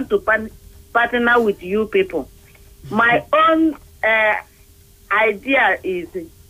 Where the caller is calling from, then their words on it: Abuja, Federal Capital Territory, Nigeria; I'm calling from Gwarimpa.